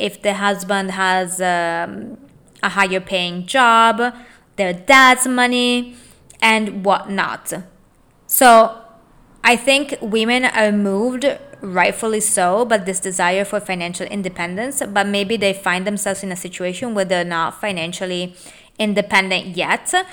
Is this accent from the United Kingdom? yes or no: no; Italy; moved away as an adult; now in United States; I was born and raised in Italy